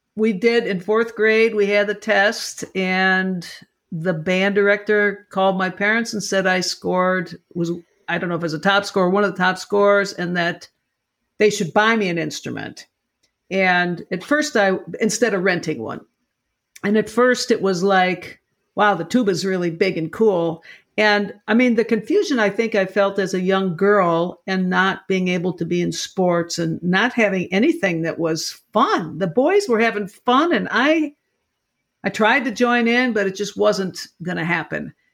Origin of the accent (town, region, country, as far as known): Lockport, Illinois, United States; born or raised there